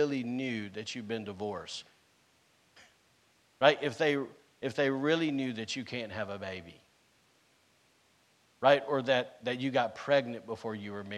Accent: the South, United States; now in Rockport, United States; I'm from the South, and we eat stuff with grease on it

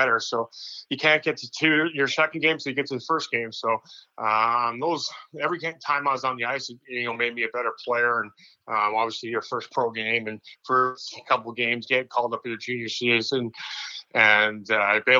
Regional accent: Saskatchewan, Canada; moved away as an adult; also born or lived in Syracuse, New York; I came down as a Canadian kid from Saskatchewan

